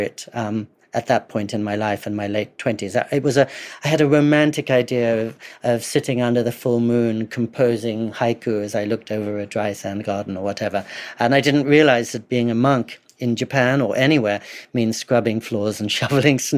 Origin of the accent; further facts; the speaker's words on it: England, United Kingdom; I grew up in English boarding schools